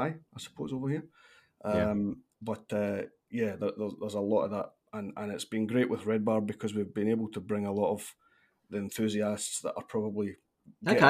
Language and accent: English; Glasgow, Scotland, United Kingdom; moved away as an adult; now in Perth, Australia; Scottish background, Glaswegian